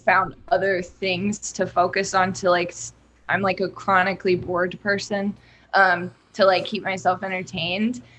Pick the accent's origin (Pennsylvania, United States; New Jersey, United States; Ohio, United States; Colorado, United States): Ohio, United States; Dayton; also born or lived in New York; now in Cincinnati, United States; I'm from Dayton